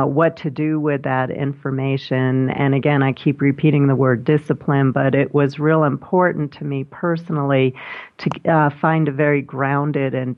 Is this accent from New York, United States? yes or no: yes; New York City, New York, United States; when I was a little kid growing up in Brooklyn